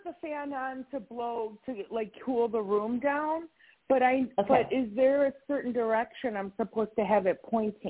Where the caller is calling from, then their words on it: Wisconsin, United States; I'm calling from Wisconsin.